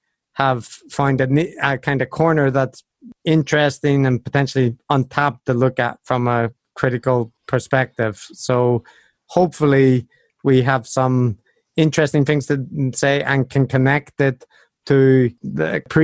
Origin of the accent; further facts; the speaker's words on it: Northern Ireland, United Kingdom; accent: Belfast; now in Japan; I might have mentioned that I'm also from Northern Ireland, and I have lived outside for a while and now living in Japan, so my accent's a little bit strange, but it's mostly Belfast influenced in Northern Ireland.